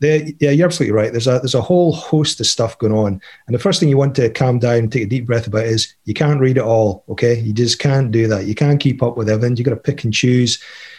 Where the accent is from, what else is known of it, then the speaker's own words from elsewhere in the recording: United Kingdom; now in Canada; I'm originally from the UK, as you can probably tell by my accent.